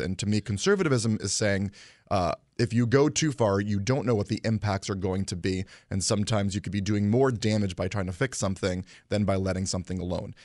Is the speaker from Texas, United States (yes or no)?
no; Guilford, Connecticut, United States; also born or lived in Hamden; I grew up in Guilford